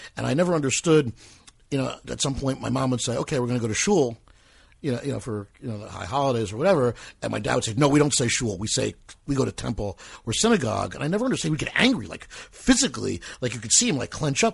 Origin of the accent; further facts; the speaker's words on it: Metuchen, New Jersey, United States; also born or lived in New York; Metuchen, New Jersey, my hometown